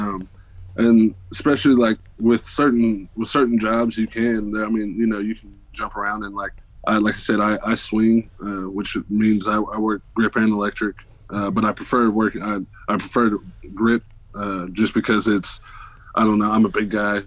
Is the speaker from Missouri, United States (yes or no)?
no; Oklahoma, United States; moved away; I'm originally from Oklahoma